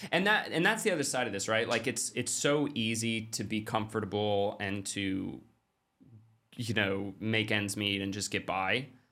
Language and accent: English; Klamath Falls, Oregon, United States; I grew up in Klamath Falls, Oregon, which is, like, thirty thousand people.